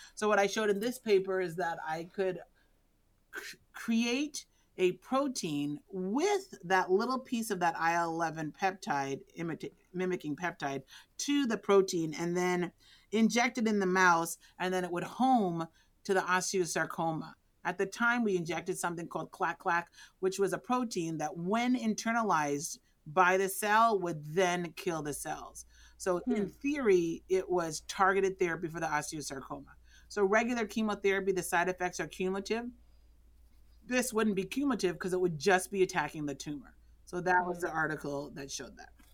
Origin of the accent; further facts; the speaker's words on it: New York City, New York, United States; moved away as an adult; now in Texas, United States; I grew up in the Bronx